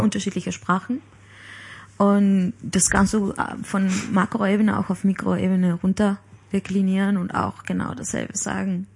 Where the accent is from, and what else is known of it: Palma, Balearic Islands, Spain; born or raised there; German is a second language; moved away